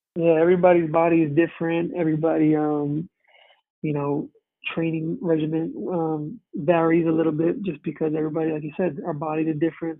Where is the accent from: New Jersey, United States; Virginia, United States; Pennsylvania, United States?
New Jersey, United States; moved away as an adult; now in Connecticut, United States; I'm originally from Jersey, moved out to Connecticut